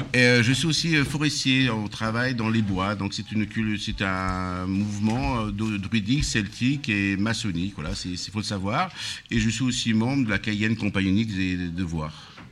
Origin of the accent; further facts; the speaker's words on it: Laguiole, Occitania, France; now in Villeneuve-Saint-Georges, France; je suis originaire de l'Auvergne et particulièrement de l'Aveyron du, côté de l'Aïole